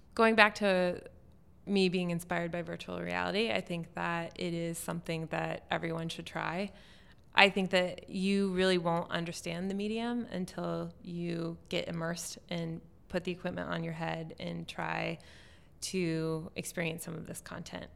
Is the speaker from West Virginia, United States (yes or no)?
yes; West Virginia, United States; now in Portland, United States; I grew up in West Virginia